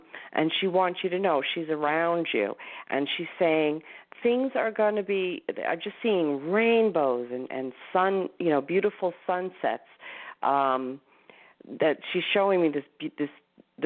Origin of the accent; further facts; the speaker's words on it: Northport, New York, United States; I'm in my hometown library, I love Northport